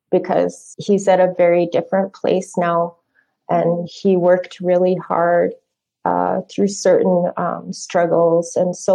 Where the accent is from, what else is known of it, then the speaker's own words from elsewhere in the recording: Phoenix, Arizona, United States; also born or lived in Four Corners; Uh, we moved a lot. Um, I grew up mostly in the Southwest in the Phoenix Valley and in the Four Corners area. So that's where I grew up.